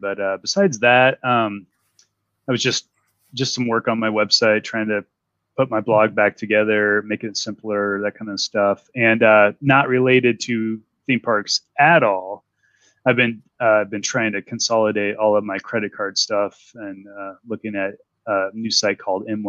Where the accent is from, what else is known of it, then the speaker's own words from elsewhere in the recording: Illinois, United States; I'm from Illinois